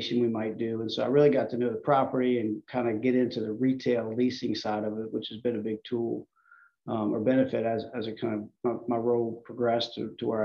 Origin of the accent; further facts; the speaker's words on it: Metairie, Louisiana, United States; also born or lived in Madisonville, Louisiana; I was born in Metairie, graduated from Country Day High School, went up to LSU.